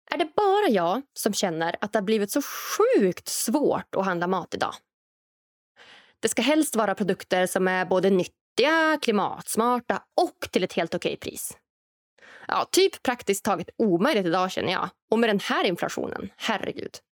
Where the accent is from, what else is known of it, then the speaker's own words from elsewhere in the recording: Norrland, Sweden; Och än så länge så finns den här framtidsprodukten självklart främst i framtidslandet Norrland, där jag kommer ifrån.